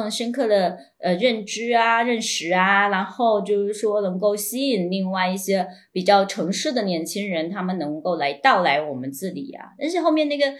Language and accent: Chinese; Quanzhou, Fujian, China; 就是我是在那种村村子长大的，我我比较擅长处理就是我跟邻里有关系、跟人的这种关系吧，就是。泉州的这种老城的社区，其实它就像一个村，就是我们的社区